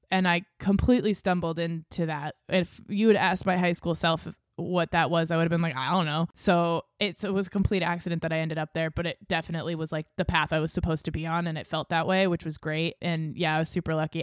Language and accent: English; Exeter, New Hampshire, United States; moved away as an adult; also born or lived in Los Angeles / Maine; I grew up in Exeter, after New Hampshire, it's a small town